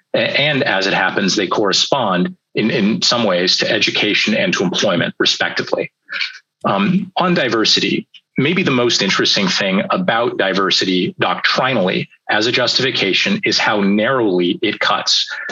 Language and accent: English; California, United States; my home state of California's